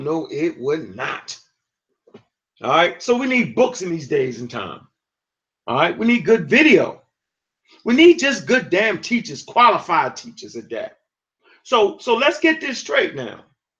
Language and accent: English; Texas, United States; I'm a Texan.